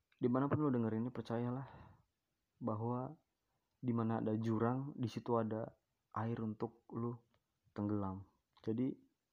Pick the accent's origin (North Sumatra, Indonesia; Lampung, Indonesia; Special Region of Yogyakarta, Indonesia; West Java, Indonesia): Lampung, Indonesia; Bandar Lampung; di Bandar Lampung ini adalah, tepatnya di kota gua ya, di Lampung